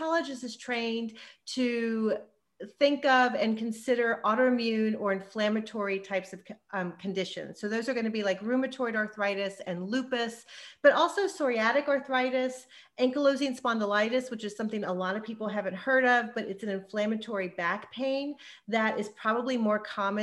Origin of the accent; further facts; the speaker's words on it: Texas, United States; moved away as an adult; also born or lived in New York / Los Angeles; I'm born and raised in Texas, but I did all my education and training in New York